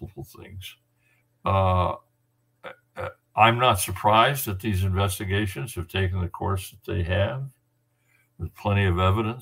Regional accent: San Jose, California, United States; moved away; born in San Jose, my hometown.

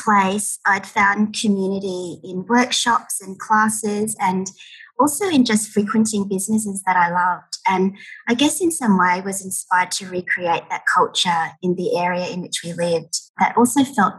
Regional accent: Ipswich, Queensland, Australia; moved away as an adult; I grew up in Ipswich, which is a satellite city to Brisbane.

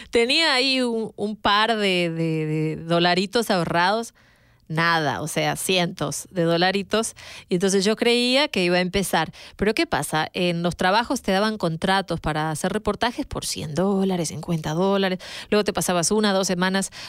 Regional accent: Uruguay; now in United States; como decimos en mi país, en Uruguay, rebuscando.

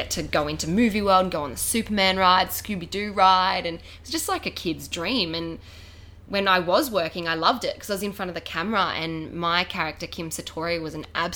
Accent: Gold Coast, Queensland, Australia; also born or lived in Tasmania; When I was 4, we moved up to the Gold Coast from Tasmania. And I absolutely loved it here from the get-go, and I've been here

